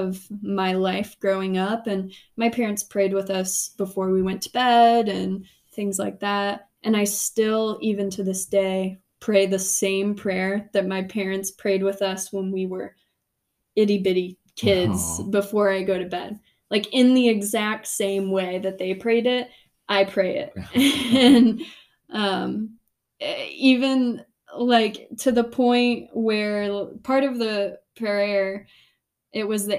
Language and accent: English; Indiana, United States; growing up in Indiana